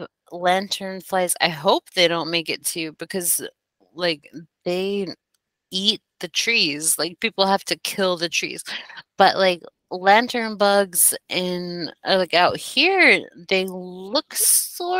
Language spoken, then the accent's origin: English; Denver, Colorado, United States; moved away; also born or lived in East Coast; I was born and raised in Denver, Colorado